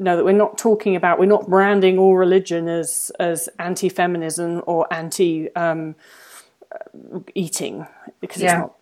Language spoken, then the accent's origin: English; England, United Kingdom; now in United States; the sort of church that I grew up around in England